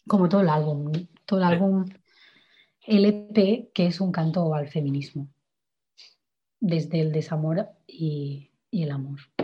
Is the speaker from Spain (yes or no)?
yes; Igualada, Catalonia, Spain; yo soy de Igualada